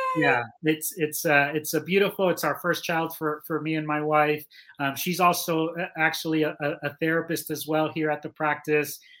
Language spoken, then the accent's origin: English; Miami, Florida, United States; moved away as an adult; also born or lived in Cuba; I, I, grew up in Miami. I went to school in Miami.